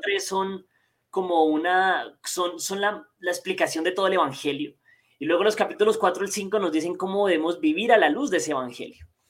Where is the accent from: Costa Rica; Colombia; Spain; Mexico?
Colombia; soy colombiano, estoy desde Colombia